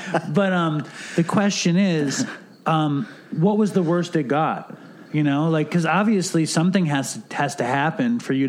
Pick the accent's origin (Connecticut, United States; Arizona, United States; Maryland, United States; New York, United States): New York, United States; now in California, United States; I was from Manhattan